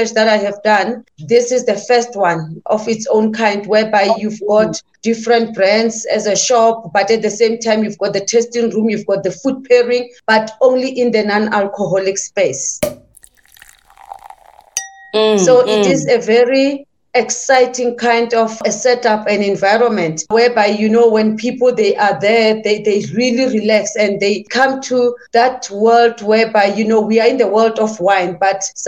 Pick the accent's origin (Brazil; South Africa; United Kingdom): South Africa; I am South African born, and I had my journey, you know, I had my struggles. My father was a farm worker, my mother as well, and I had to learn to survive at a very early stage. And I started working at the farms.